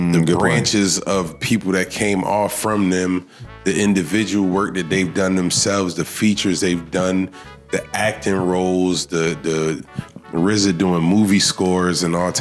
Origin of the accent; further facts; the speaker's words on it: Hartford, Connecticut, United States; I'm from Hartford, man.